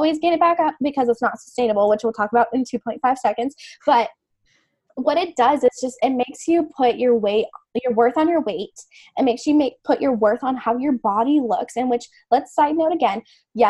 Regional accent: the South, United States; I've been born and raised in the South.

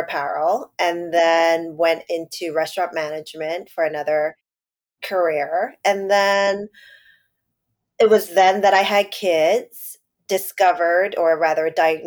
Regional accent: New York City, New York, United States; I grew up in Chinatown. And now I live in Lower East Side

